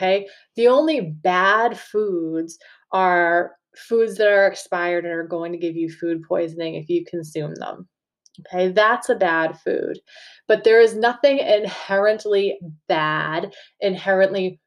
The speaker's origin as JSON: {"language": "English", "region": "Massachusetts", "country": "United States", "accent": "Massachusetts", "said": "having a Massachusetts accent"}